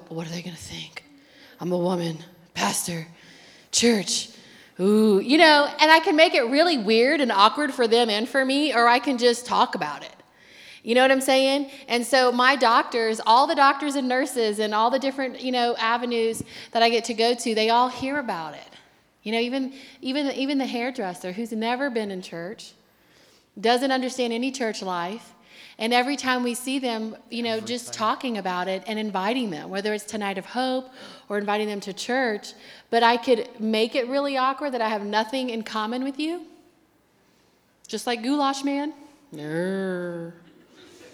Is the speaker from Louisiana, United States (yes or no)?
yes; Louisiana, United States; now in Akron, United States; we're from Louisiana